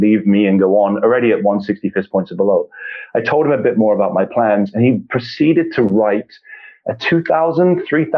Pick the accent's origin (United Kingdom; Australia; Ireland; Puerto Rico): United Kingdom; England; I, as I said, was born and raised in England